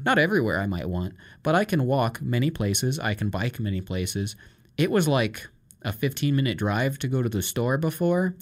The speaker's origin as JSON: {"language": "English", "region": "Iowa", "country": "United States", "also_born_or_lived": "Ankeny, Iowa", "moved": "yes", "said": "I come from Iowa and had never seen the ocean"}